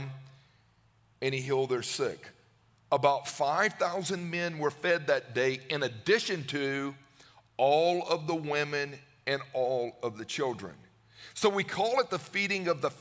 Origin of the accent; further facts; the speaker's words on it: Newnan, Georgia, United States; I grew up in Georgia. I grew up in Noonan.